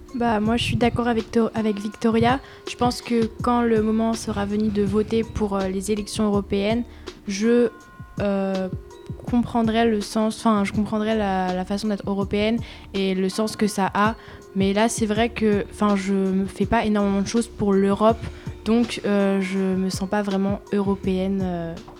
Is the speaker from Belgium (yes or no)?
no; France; je suis née en France, j'ai toute ma vie vécu sur le sol